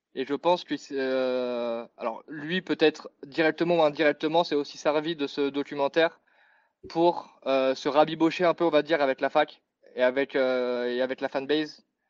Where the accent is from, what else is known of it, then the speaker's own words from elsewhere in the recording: Paris, Île-de-France, France; je suis parisien